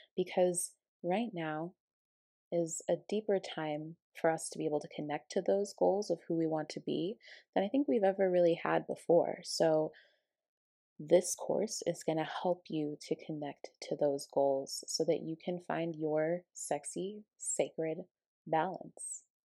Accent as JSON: {"language": "English", "town": "Aurora", "region": "Colorado", "country": "United States", "tie": "born or raised there", "moved": "as an adult", "lives_now": "Ashland, United States", "said": "I moved from my hometown of Colorado, Aurora, Colorado, to Ashland, Oregon"}